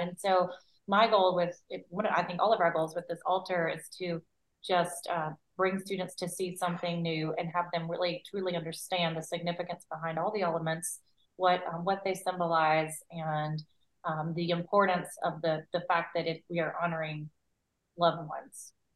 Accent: Mississippi, United States; I am originally from Mississippi. And I'm still here

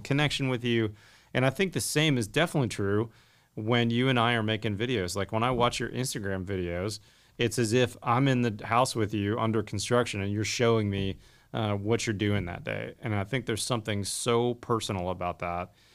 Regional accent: Pittsburgh, Pennsylvania, United States; when I was a kid growing up in the 80s, the only people I knew in the industry, because my dad was in the steel industry growing up in Pittsburgh

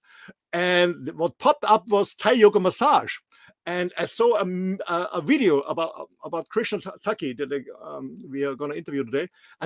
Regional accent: Austria; English is a second language; moved away as an adult; also born or lived in Mallorca; I'm born and raised in a small but beautiful country in the middle of Europe, in Austria.

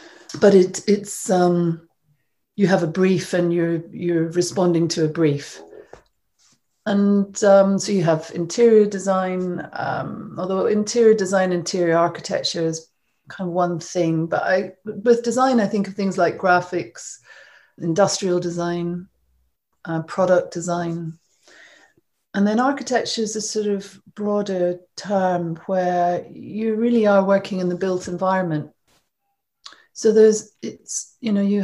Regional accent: Scotland, United Kingdom; I grew up in Scotland, as you probably can tell from my accent.

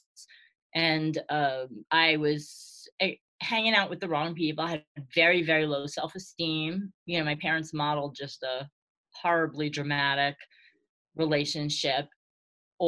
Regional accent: New York City, New York, United States; born or raised there

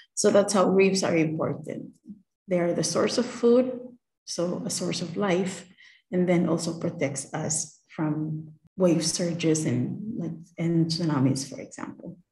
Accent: Palau; growing up in Palau is something that sort of is ingrained

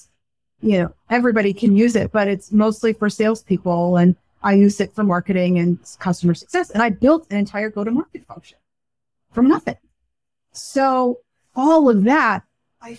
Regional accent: Silicon Valley, California, United States; I grew up in Silicon Valley

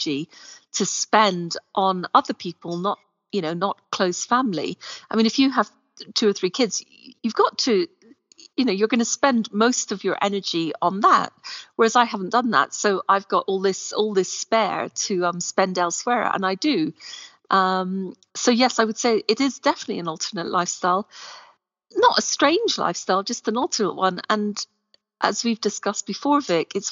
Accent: Scotland, United Kingdom; now in Morocco; I am Scottish

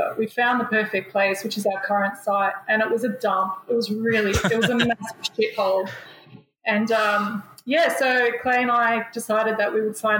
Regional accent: Sydney, New South Wales, Australia; I grew up in Botany, and I saw back in the 80s, and I grew up here in the 90s and watched it change

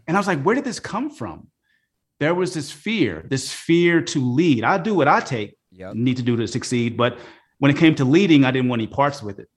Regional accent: Oakland, California, United States; also born or lived in Philadelphia, Pennsylvania / Los Angeles, California; I grew up in Oakland, California

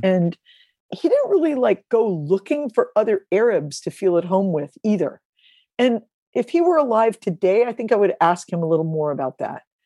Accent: Ferguson, Missouri, United States; I grew up in Ferguson, Missouri

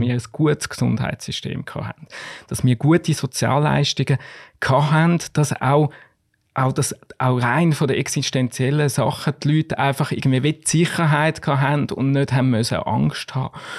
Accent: Switzerland; als Schweizer

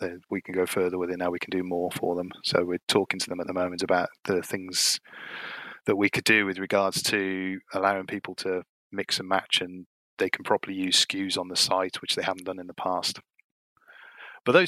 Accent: Cardiff, Wales, United Kingdom; now in Gloucester, United Kingdom; I've lived here for 20-something years now, 20 years or so. I'm originally from Cardiff in Wales.

